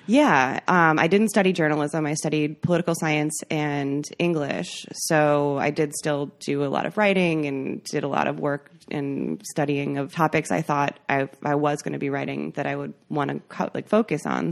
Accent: McFarland, Wisconsin, United States; moved away as an adult; grew up in McFarland, Wisconsin

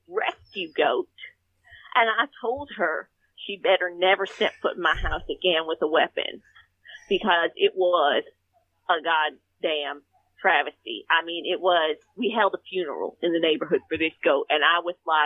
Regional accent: Texas, United States; I grew up in Texas

